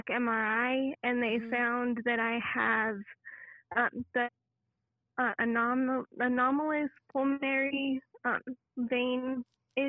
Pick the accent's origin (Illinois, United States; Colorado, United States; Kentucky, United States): Colorado, United States; Denver; I am from Denver, Colorado